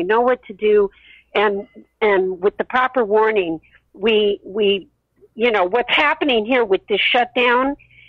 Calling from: Los Angeles, California, United States; I'm calling from Los Angeles, California.

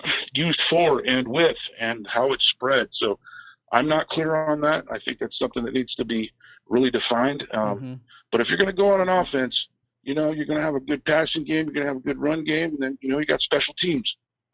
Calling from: San Francisco, California, United States; in San Francisco.

